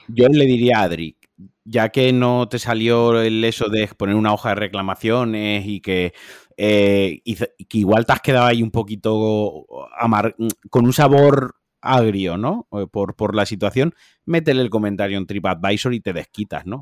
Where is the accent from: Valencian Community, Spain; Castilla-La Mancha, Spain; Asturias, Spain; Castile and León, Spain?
Valencian Community, Spain; soy valenciano